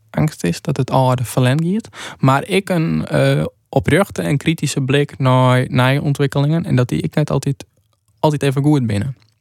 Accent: Frisians, Friesland, Netherlands; wij als Friesen

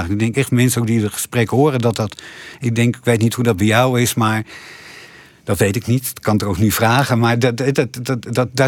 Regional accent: Dokkum, Friesland, Netherlands; also born or lived in Haarlem / Ede; ik ben geboren in Haarlem, ik ging toen naar Ede, toen naar Dokkum, daar heb ik laag school gezeten.

